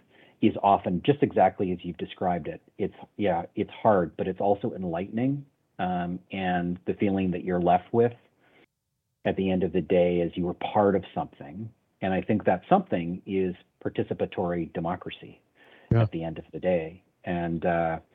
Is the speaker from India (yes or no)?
no; Canada; I'm a Canadian